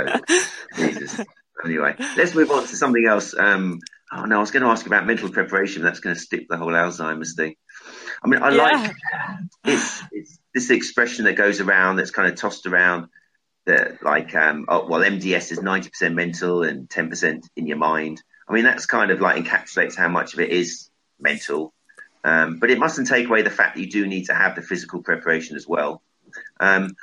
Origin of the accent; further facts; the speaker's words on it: Brighton, South East England, United Kingdom; I'm from Brighton